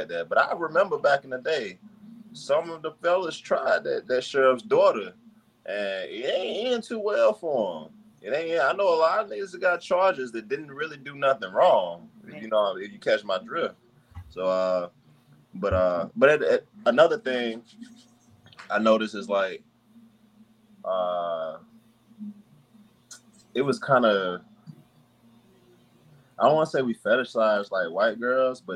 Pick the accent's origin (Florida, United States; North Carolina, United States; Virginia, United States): North Carolina, United States; moved away; also born or lived in Washington, D.C.; I grew up in the country I grew up in North Carolina